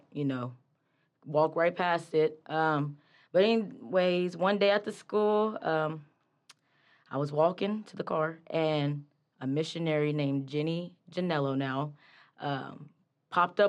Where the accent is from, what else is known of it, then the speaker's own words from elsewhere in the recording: Wichita, Kansas, United States; now in Pittsburgh, United States; I'm from Wichita, Kansas, originally, but now I'm in Pittsburgh.